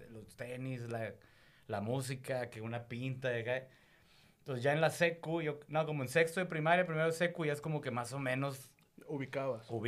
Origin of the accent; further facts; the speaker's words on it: Monterrey, Nuevo León, Mexico; moved away as an adult; now in Mexico City, Mexico; Monterrey, pero sí llevo unos 2, 3 años en México.